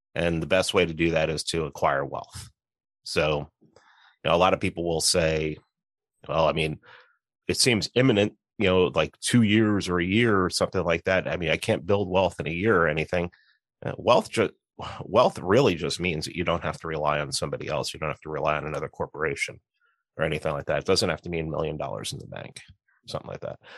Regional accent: New York City, New York, United States; moved away as an adult; also born or lived in Atlanta; I grew up in New York City. I lived in Atlanta for seventeen years

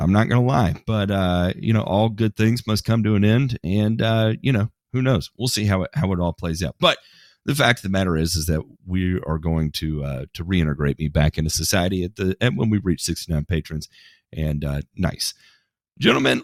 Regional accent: United States; I'm American

